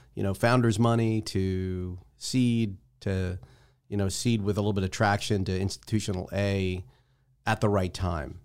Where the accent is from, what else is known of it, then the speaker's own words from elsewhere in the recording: New Jersey, United States; now in Tampa, United States; I'm from Jersey